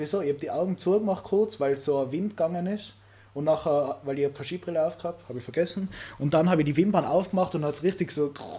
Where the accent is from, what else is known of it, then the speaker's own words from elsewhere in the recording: Austria; als Österreicher